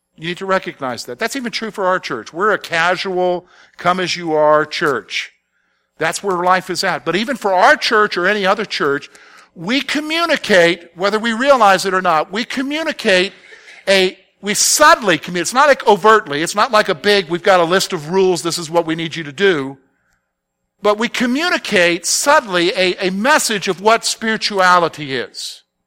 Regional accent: the South, United States; growing up in the South

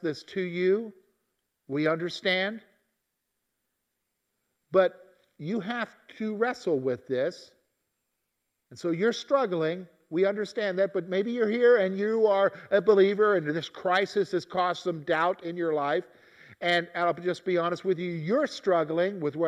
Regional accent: the South, United States; growing up in the South

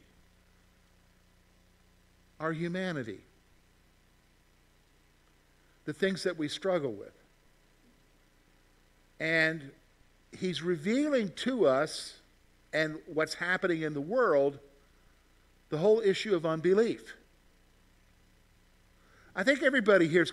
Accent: South Carolina, United States; now in Pennsylvania, United States; I'm from South Carolina.

